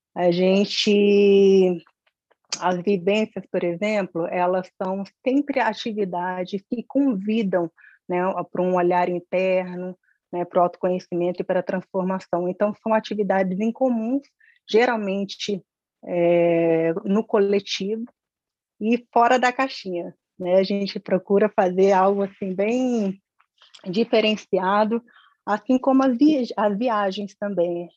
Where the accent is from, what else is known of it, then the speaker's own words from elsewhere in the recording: Brasília, Federal District, Brazil; eu nasci aqui em Brasília